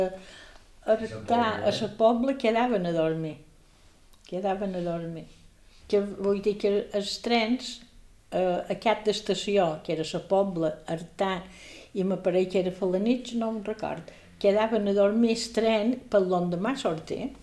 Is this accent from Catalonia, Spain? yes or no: no; Palma, Balearic Islands, Spain; also born or lived in Sant Cervera (birthplace, garbled); Jo vaig néixer a Sant Cervera perquè ma mare era cerverina, però ja vivíem a Palma